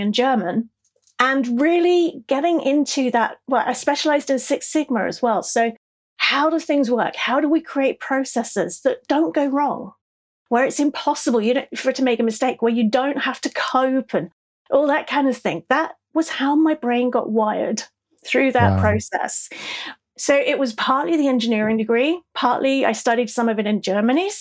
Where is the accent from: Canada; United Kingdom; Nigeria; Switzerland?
United Kingdom; South East England; accent: English; also born or lived in El Paso, Texas; I'm a Brit. I was born in the southeast of England.